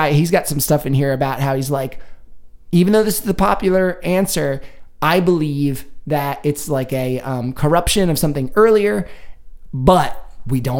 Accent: United Kingdom; We're, we're British.

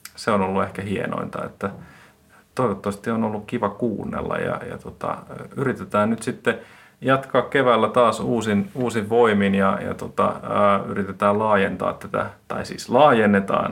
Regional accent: Finland; mä oon Suomesta

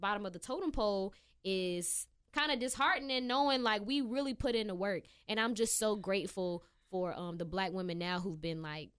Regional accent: United States; This is … from my hometown. Shout out Union County.

